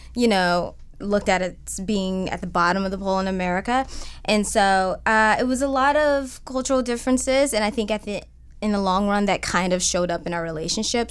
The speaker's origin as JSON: {"language": "English", "town": "Cleveland", "region": "Ohio", "country": "United States", "tie": "born or raised there", "moved": "yes", "lives_now": "Los Angeles, United States", "said": "I'm from Cleveland"}